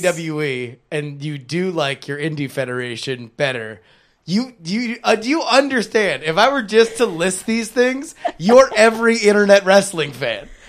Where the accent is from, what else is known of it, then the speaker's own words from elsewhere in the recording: South Florida, United States; my town where I grew up in South Florida